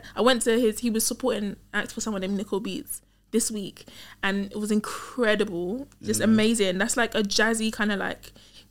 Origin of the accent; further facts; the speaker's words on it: London, United Kingdom; That's where I grew up. I was born and bred there.